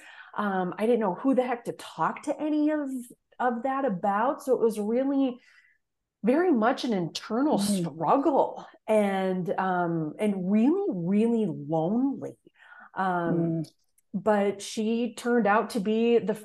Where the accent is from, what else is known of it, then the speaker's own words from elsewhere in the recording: Fargo, North Dakota, United States; moved away as an adult; also born or lived in Indianapolis, Indiana; I grew up in Fargo, North Dakota, which relatively speaking, it's the largest city in the state, but still very, very small.